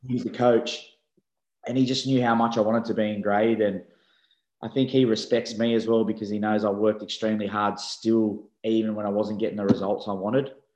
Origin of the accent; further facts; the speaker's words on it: Sydney, New South Wales, Australia; accent: Aussie; moved away as an adult; now in England; I grew up in Belmore, which is smack bang in the middle of the Bulldogs